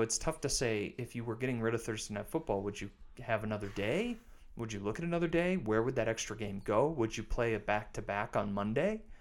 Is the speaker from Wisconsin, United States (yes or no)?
yes; River Falls, Wisconsin, United States; I grew up in River Falls.